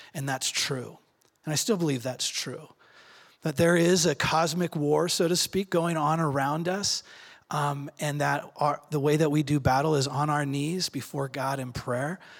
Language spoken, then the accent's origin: English; Redmond, Oregon, United States; I grew up in Redmond